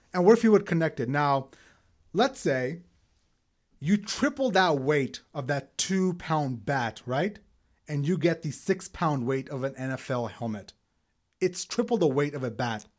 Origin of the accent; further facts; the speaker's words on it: New York City, New York, United States; moved away; a Pakistani-American living in Brooklyn after nine eleven, so much so that we had to move from Brooklyn